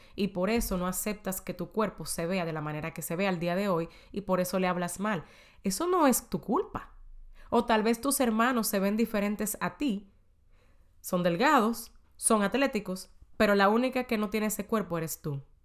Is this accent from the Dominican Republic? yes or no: yes; Dominican Republic; moved away as an adult; en mi país, en República Dominicana, antes de yo mudarme para acá.